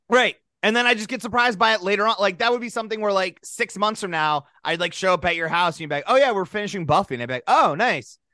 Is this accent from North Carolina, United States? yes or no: no; South Dakota, United States; we grew up in South Dakota